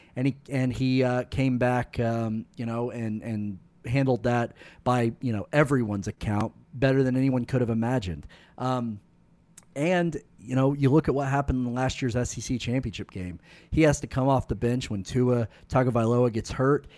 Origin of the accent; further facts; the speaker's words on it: Noble, Oklahoma, United States; when I was growing up in Noble, Oklahoma